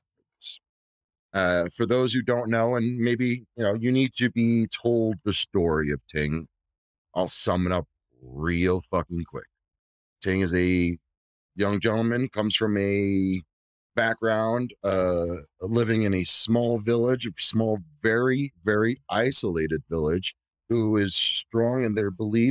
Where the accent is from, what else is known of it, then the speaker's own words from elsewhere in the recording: New York City, New York, United States; I was born in the South Bronx in the fucking 80s